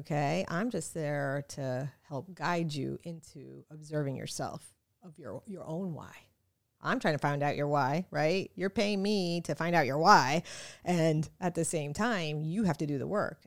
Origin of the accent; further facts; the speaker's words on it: New York City, New York, United States; now in South Florida, United States; I am American, born in New York City, so I'm really American